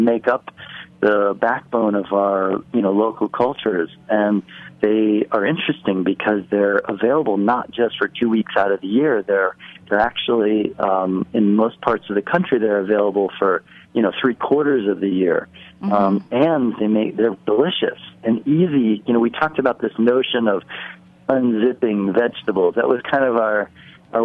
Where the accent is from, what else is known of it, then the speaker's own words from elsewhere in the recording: Midwest, United States; now in New York City, United States; I grew up in the Midwest